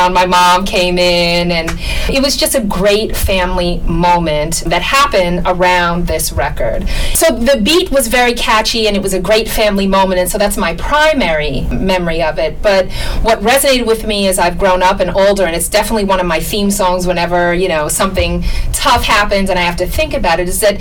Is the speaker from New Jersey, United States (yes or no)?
no; New York City, New York, United States; also born or lived in Brooklyn, New York; I was born in Brooklyn, New York, raised in Queens.